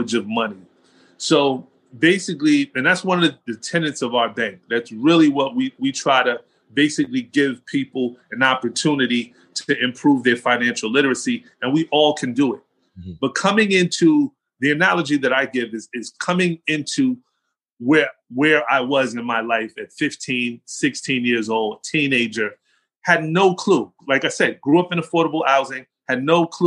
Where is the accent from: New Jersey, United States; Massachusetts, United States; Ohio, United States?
New Jersey, United States; Englewood; accent: New York, New Jersey; moved away as an adult; also born or lived in Atlanta / Aurora, Colorado; the city that I grew up in was Englewood